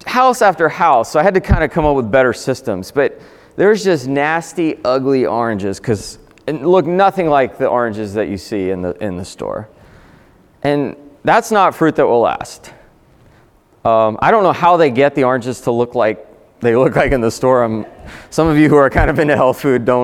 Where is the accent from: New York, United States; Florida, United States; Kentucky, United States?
Florida, United States; South; I grew up in South Florida, very hot